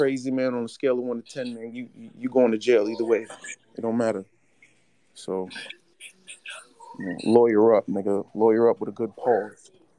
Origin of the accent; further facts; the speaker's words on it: New York, United States; I'm from New York.